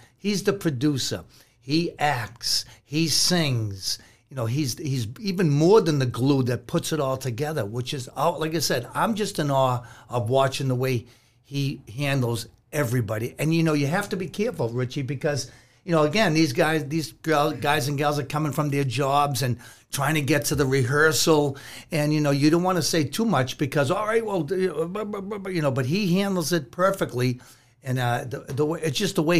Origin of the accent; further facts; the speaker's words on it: Boston, Massachusetts, United States; I grew up in East Boston